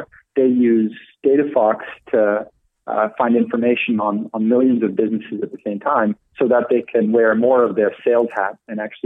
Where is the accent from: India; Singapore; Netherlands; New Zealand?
Netherlands; moved away as an adult; also born or lived in London; now in United States; I'm originally from the Netherlands. So I've only been in the States for about 5 years